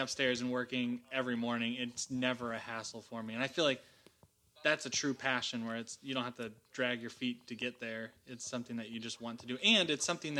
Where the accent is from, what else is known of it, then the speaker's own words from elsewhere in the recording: Seattle, Washington, United States; now in Austin, United States; I grew up in Seattle.